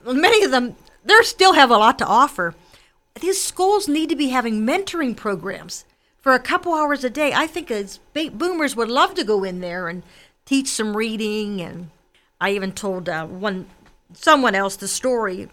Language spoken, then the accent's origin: English; McKees Rocks, Pennsylvania, United States; I was born in McKees Rocks. I was raised in a Democratic working class family